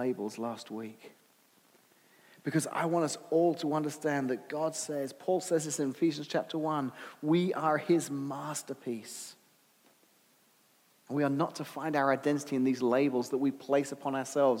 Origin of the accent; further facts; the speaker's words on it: United Kingdom; now in United States; I'm British American.